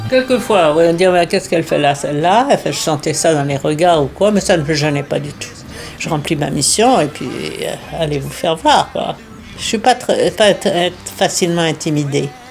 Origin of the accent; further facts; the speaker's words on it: France; moved away as an adult; also born or lived in New York, United States / Washington, United States; je suis franco-américaine. Je suis née en France, et je me suis transportée